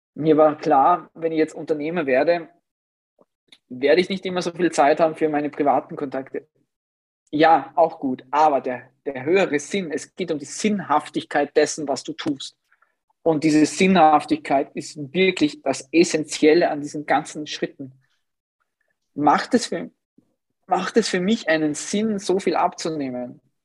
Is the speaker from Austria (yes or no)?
yes; Upper Austria, Austria; moved away; ich komme ursprünglich aus Oberösterreich